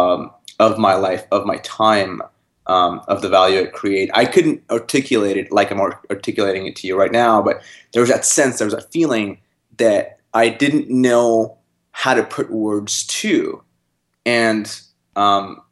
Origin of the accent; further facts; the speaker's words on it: North India, India; now in Canada; I grew up in North India